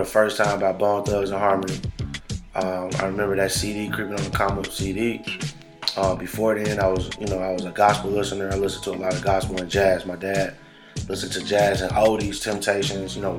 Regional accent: Buffalo, New York, United States; I'm from the projects, and you know, I'm from the Buffalo Projects East Side

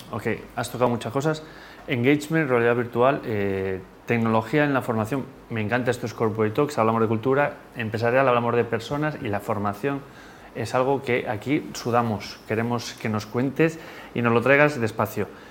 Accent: Spain; en España somos muy lentos

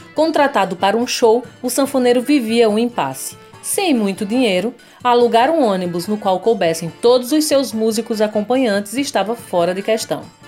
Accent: Zabelê, Paraíba, Brazil; moved away; minha terrinha, Zabelê

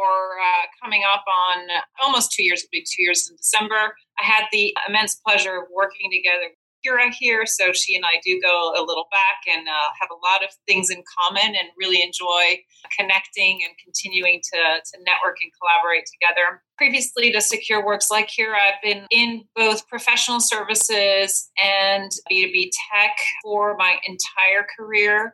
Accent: Belgium; moved away as an adult; now in United States; I'm originally from Belgium.

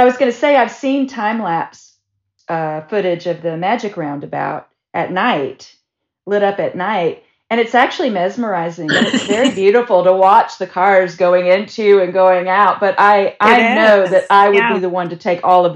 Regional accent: the rural South, United States; growing up in the South, especially growing up in the rural South

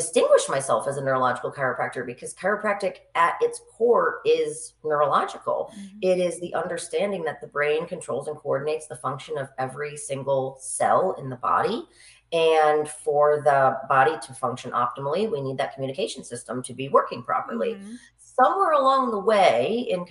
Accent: Capital District, New York, United States; also born or lived in Boston / Plattsburgh / Saratoga; I grew up in the Capital District

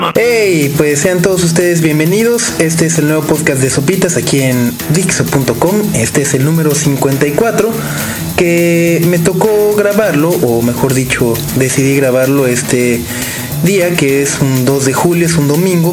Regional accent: Mexico; no poder estar en México, no poder votar, no poder eh, estar al pendiente de lo que sucede en mi país.

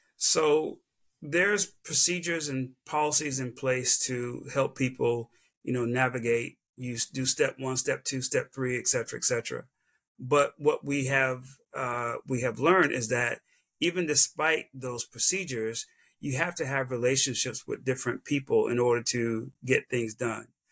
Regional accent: South Carolina, United States; this little kid from South Carolina

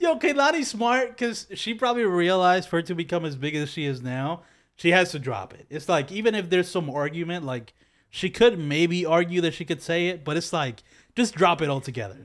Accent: Philadelphia, Pennsylvania, United States; I'm from Philly

